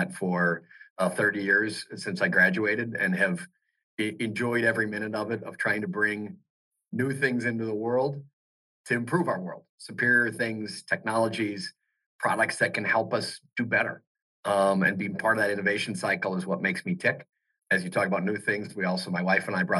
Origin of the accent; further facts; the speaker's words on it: Milwaukee, Wisconsin, United States; grew up in Milwaukee